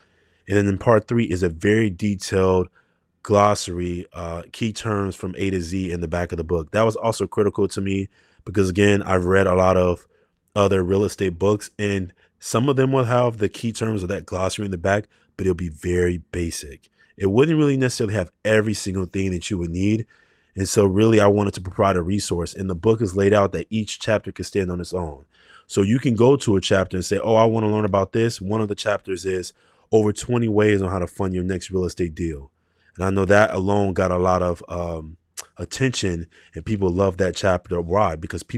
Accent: Chicago, Illinois, United States; I just think that just comes from where I come from Chicago.

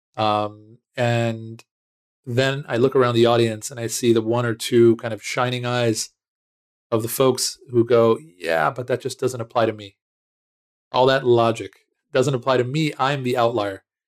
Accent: United States; moved away as an adult; now in Israel; I was born in Israel, um, but very early on, uh, moved with my family to, uh, the States. I grew up right outside of Washington, D C.

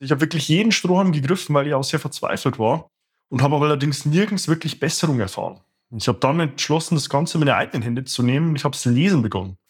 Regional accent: Bavaria, Germany; moved away as an adult; also born or lived in Stuttgart; meiner Heimat hier in Bayern

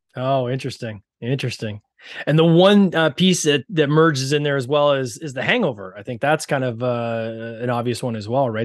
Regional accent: Canada; accent: Canadian; I have the Canadian accent

